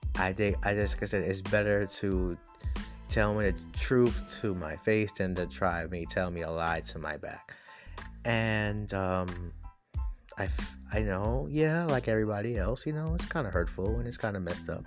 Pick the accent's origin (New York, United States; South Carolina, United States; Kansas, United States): New York, United States; I'm from New York, I'm in the city